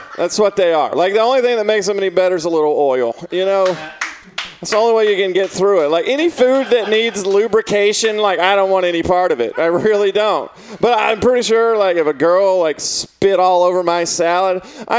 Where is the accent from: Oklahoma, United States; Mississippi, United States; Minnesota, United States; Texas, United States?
Mississippi, United States; moved away as an adult; now in San Francisco, United States; I'm from Mississippi.